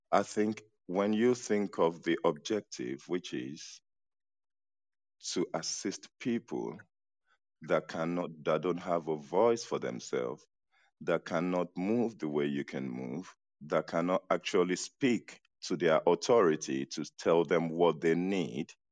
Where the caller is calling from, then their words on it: Senegal; I'm listening from Senegal.